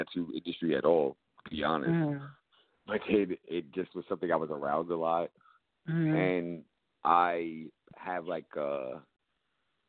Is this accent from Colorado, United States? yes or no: no; New York City, New York, United States; I'm from the Bronx